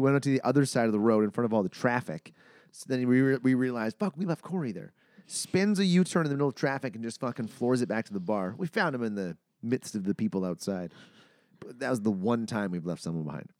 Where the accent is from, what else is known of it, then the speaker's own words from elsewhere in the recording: Manitoba, Canada; I'm from Manitoba. I know what minus forty feels like